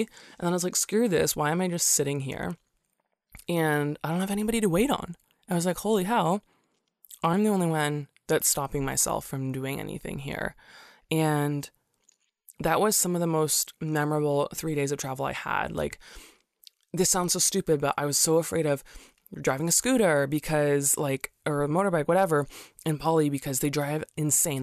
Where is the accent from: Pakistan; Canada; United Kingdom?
Canada; also born or lived in Singapore; I'm from Canada